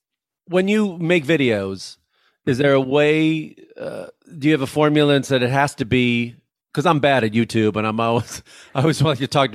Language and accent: English; Illinois, United States; I grew up in outside of Chicago, but I knew many people growing up who had never been to an ocean, never seen it.